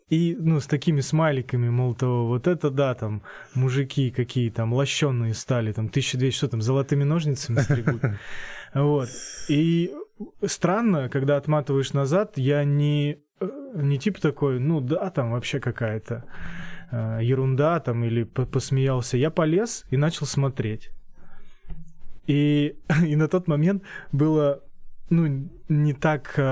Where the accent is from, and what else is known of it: Saratov, Saratov Oblast, Russia; moved away as an adult; now in Voronezh, Russia